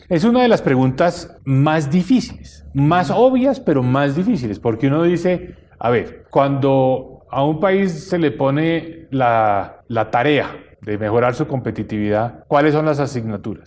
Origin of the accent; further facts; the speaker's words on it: Colombia; como colombiano